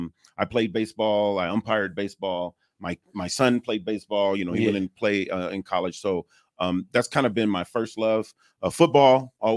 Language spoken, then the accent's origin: English; Los Angeles, California, United States; growing up in South Central